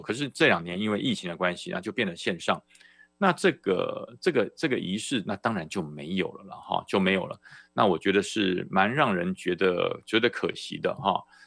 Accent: Taiwan; 中华民国在台湾，我来自台湾，我也不反对

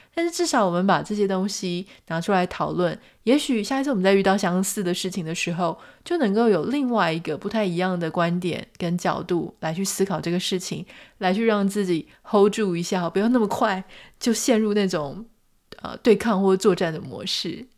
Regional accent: Taiwan; 就是在台湾长大嘛

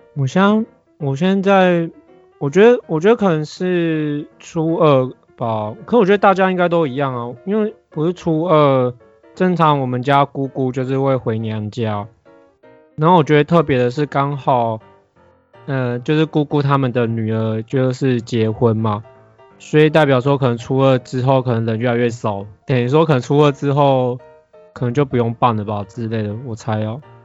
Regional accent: Yunlin County, Taiwan; 我是云林

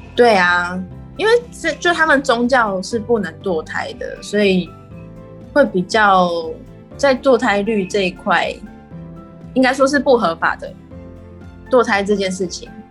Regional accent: Taiwan; moved away as an adult; also born or lived in Peru; 跟我们台湾这边教小孩的方式，我觉得有很大的不一样啊

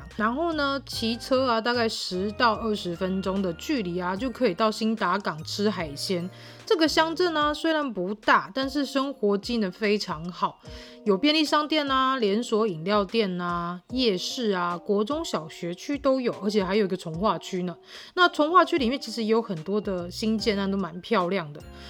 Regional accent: Tainan, Taiwan; 而妈妈跟爸爸都是湾里人，所以我说我是道地土生土长、血统非常纯正的湾里人都不为过啦。那湾里呢，距离高雄茄萣只有不到十分钟的距离哦，

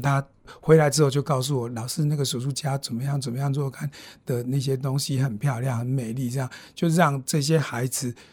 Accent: Yuli, Hualien County, Taiwan; 我在玉里镇出生长大

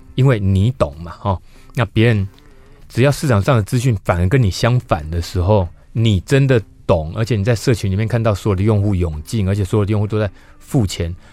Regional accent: Yunlin County, Taiwan; 因为我是云林县长大的小孩

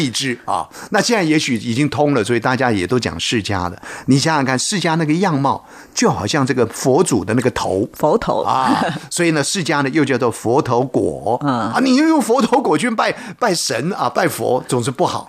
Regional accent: Taiwan; 就在我们台湾呢，作为一个台湾人

